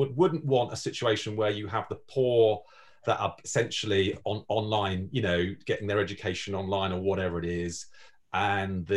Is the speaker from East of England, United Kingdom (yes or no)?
no; London, United Kingdom; I speak as a Londoner